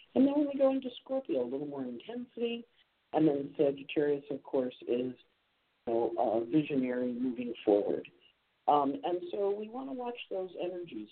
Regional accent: Rochester, New York, United States; I spent a lot of time there as a kid when I was uh, growing up in Rochester

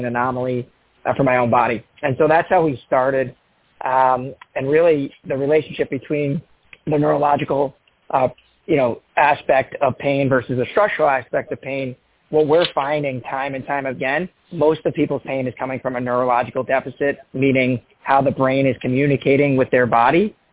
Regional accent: Long Island, New York, United States; now in Bonita Springs, United States; I grew up in in Long Island, New York

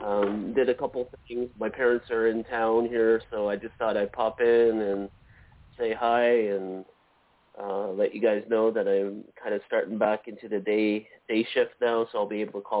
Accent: Manitoba, Canada; I'm Manitoba.

